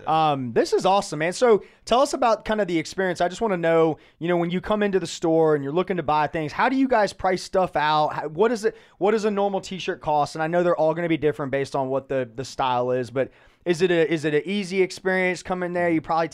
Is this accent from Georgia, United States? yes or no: yes; Atlanta, Georgia, United States; See, I grew up in Atlanta in the 90s and went to college in the early 2000s.